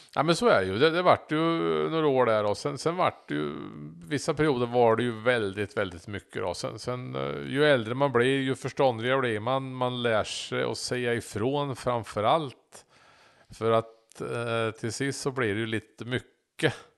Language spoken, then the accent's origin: Swedish; between Norrköping and Söderköping, Östergötland, Sweden; Så jag är ju emellan Norrköping och Söderköping växte jag upp som barn